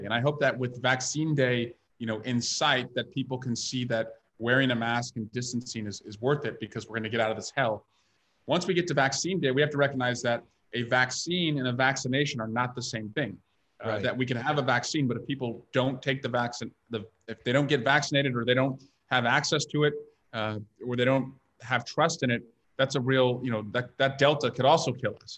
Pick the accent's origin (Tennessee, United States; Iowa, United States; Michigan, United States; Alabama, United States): Iowa, United States; now in California, United States; I grew up in Iowa